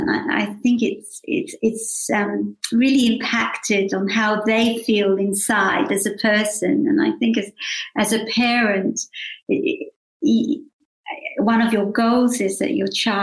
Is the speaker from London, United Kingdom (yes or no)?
yes; London, United Kingdom; now in Australia; I was born in London, so my parents came to London from Krakow, from Poland, after the war. And I think we grew up with a very great sense of gratitude and appreciation to have grown up in England